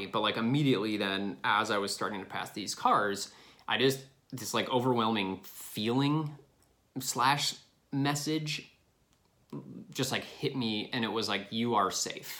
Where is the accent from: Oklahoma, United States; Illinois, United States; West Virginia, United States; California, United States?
Illinois, United States; moved away; I'm from Illinois.